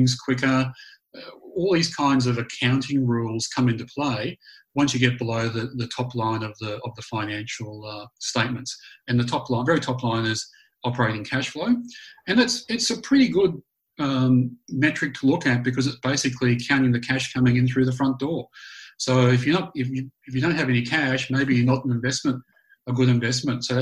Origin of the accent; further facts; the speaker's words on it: Australia; moved away as an adult; also born or lived in Canada / New Zealand; growing up in Australia